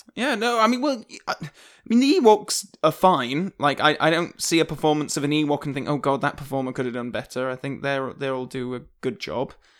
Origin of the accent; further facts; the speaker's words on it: Yorkshire and the Humber, United Kingdom; I am from Yorkshire